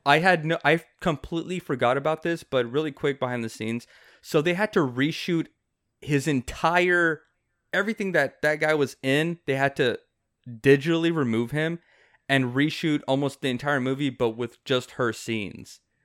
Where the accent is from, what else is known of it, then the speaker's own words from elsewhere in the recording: South Texas, United States; he lives in McAllen, which is like thirty minutes away from my hometown.